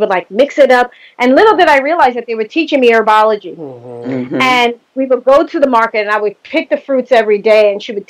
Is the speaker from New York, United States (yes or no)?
yes; New York City, New York, United States; I grew up in the Bronx, single mom